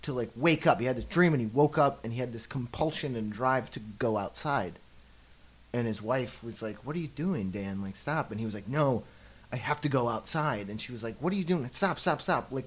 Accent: Canada; I'm from Canada.

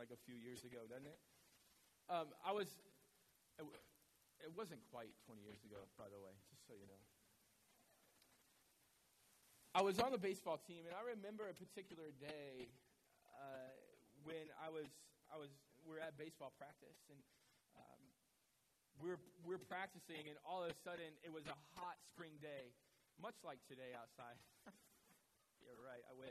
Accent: Midwest, United States; now in New England, United States; I'm from the Midwest

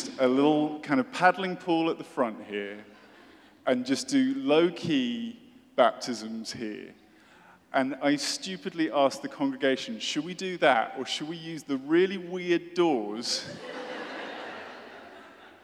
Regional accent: United Kingdom; I'm British, as you may guess, and I went to a British boarding school

